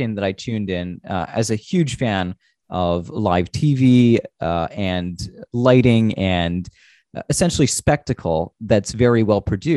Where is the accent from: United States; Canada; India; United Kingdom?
Canada; as a Canadian